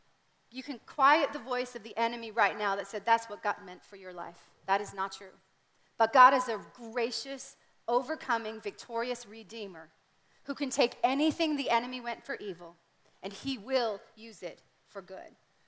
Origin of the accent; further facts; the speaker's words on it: Canada; That was my reality growing up in Canada.